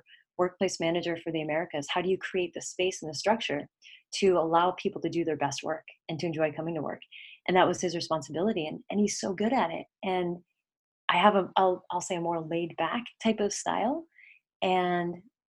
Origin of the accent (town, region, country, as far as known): Bay Area, California, United States; born or raised there; also born or lived in Connecticut / Tennessee / Pennsylvania